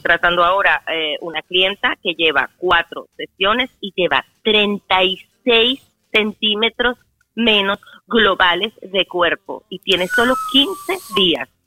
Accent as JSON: {"language": "Spanish", "town": "Caracas", "region": "Capital District", "country": "Venezuela", "moved": "yes", "said": "yo soy caraqueña"}